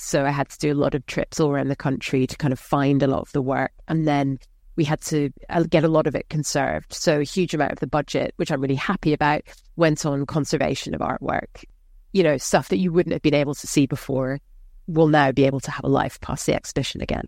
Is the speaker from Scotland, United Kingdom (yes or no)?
yes; Scotland, United Kingdom; I'm from a working class background, I'm Scottish